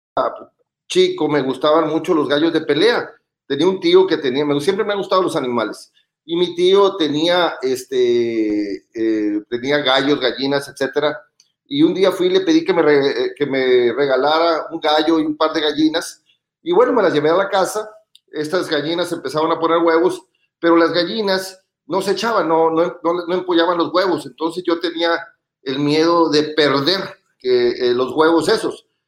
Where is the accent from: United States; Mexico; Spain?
Mexico; Los Mochis, Sinaloa; Soy originario de Los Mochis, Sinaloa